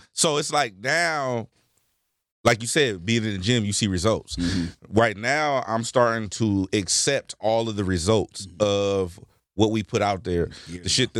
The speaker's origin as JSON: {"language": "English", "town": "Carson", "region": "California", "country": "United States", "said": "You know, I'm from Carson."}